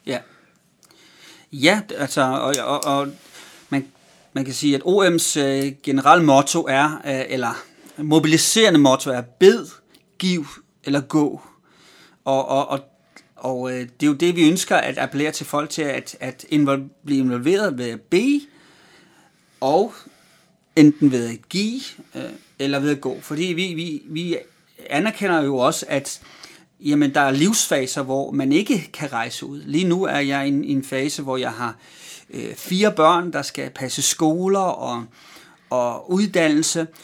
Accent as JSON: {"language": "Danish", "country": "Denmark", "tie": "born or raised there", "also_born_or_lived": "Amager", "said": "jeg er vokset op i Danmark"}